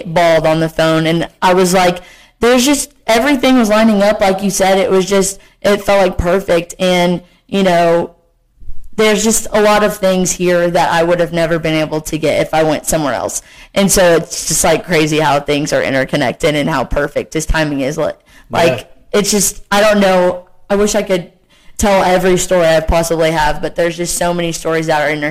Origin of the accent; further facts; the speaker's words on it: Arkansas, United States; moved away as an adult; now in Morehead, United States; I was born in Arkansas